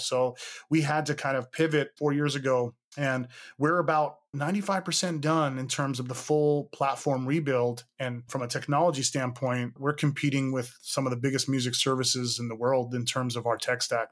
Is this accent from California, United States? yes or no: yes; Hayward, California, United States; I'm from the East Bay, Hayward, California